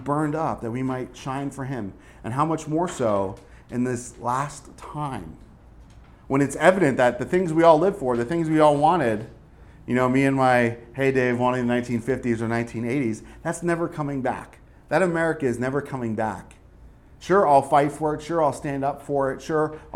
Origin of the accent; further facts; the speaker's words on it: Northeast, United States; moved away; growing up in the Northeast